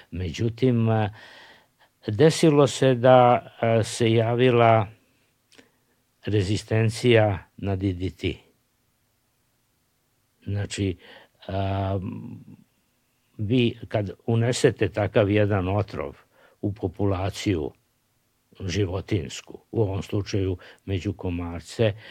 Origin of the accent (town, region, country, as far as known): Serbia